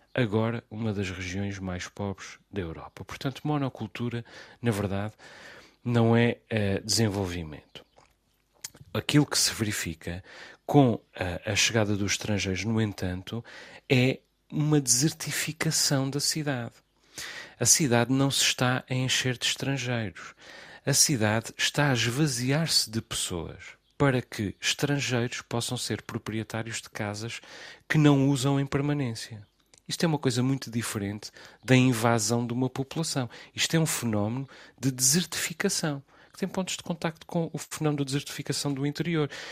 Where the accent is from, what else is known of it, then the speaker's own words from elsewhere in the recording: Azores, Portugal; also born or lived in Lisbon; eu, que sou dos Açores e vivo nos Açores